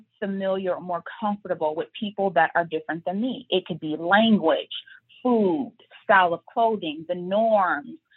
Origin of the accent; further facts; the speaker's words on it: Detroit, Michigan, United States; I was born and raised in Detroit.